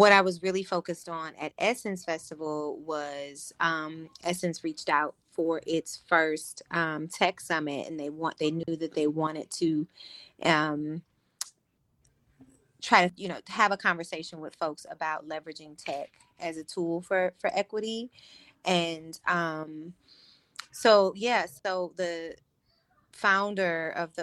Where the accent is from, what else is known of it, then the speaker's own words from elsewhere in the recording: St. Louis, Missouri, United States; moved away as an adult; also born or lived in Los Angeles, United States; now in New Orleans, United States; I'm born and raised in St. Louis, right up the river.